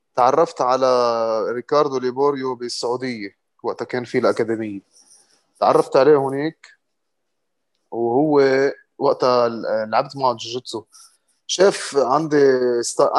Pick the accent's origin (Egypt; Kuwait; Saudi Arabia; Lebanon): Lebanon; also born or lived in Morocco; كنت انا اول لبناني